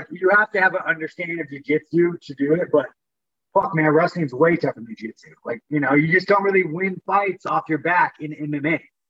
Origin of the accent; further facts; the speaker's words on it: Corona, California, United States; Corona, fucking Inland Empire, Southern California.